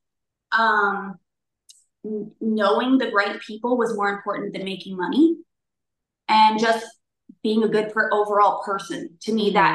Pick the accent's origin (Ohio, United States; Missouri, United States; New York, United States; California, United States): California, United States; Southern; also born or lived in Newport Beach / Los Angeles / Sacramento; we grew up kind of just all over Southern California